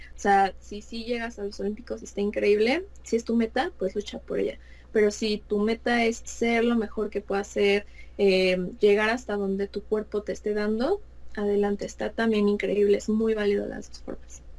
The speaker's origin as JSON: {"language": "Spanish", "region": "Mexico City", "country": "Mexico", "said": "soy de la Ciudad de México"}